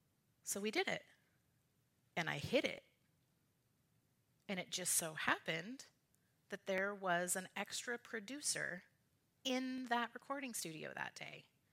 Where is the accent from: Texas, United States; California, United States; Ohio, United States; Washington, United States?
Washington, United States; Richland; if I say I'm from Richland and we're in Yakima.